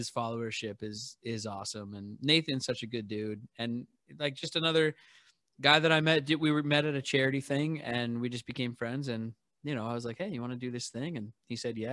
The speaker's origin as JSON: {"language": "English", "town": "Seattle", "region": "Washington", "country": "United States", "tie": "born or raised there", "said": "I'm born and raised in Seattle"}